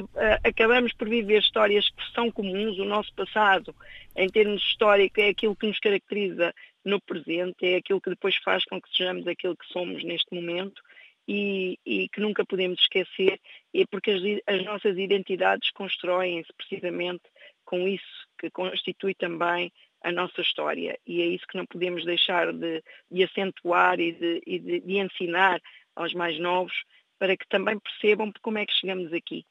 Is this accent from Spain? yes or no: no; Angola; now in Torres Novas, Portugal; inclusive eu própria, que nasci em Angola